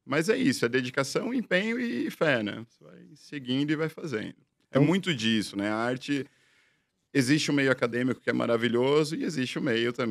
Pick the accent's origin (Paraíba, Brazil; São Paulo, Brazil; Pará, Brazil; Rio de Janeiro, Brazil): São Paulo, Brazil; Eu sou da região do ABC, então tinha muita demanda.